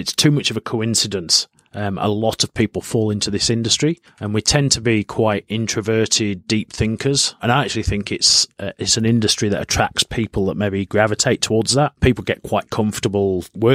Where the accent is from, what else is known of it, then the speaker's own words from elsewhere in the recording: Yorkshire and the Humber, United Kingdom; now in Australia; I'm from Yorkshire in the north of England